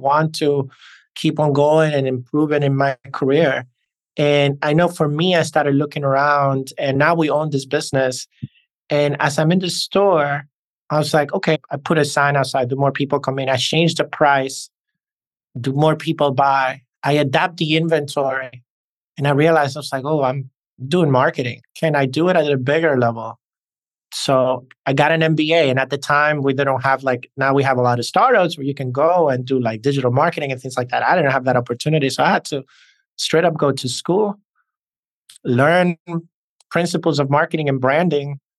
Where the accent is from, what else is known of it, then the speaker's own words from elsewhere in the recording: New York, United States; accent: New York; And as you can hear, I have this blend of a New York accent and a Hispanic or Latin accent.